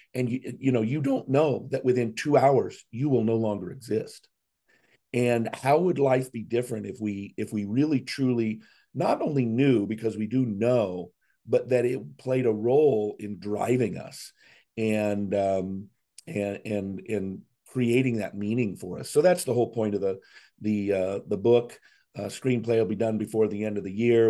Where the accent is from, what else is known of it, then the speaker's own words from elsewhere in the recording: Seattle, Washington, United States; moved away as an adult; also born or lived in Scottsdale, Arizona; now in Chattanooga, United States; born and raised in Seattle area, first fifty years of my life in Seattle